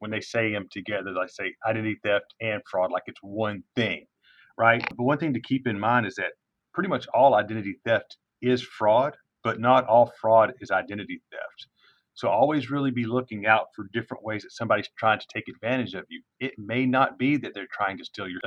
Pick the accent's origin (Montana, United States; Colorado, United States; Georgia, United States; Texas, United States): Texas, United States; East; moved away as an adult; now in Denton, United States; I'm originally from East Texas